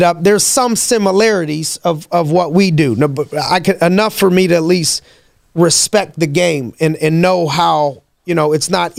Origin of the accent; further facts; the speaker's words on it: Youngstown, Ohio, United States; I'm from Youngstown